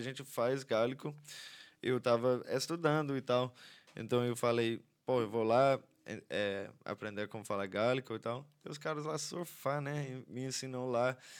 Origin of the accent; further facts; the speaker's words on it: Ireland; Portuguese is a second language; Sou irlandês